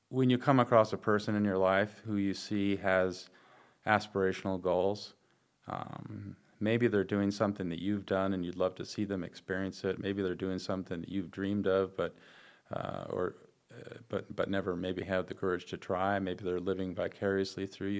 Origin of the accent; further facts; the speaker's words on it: Wisconsin, United States; in Wisconsin, where it's my home state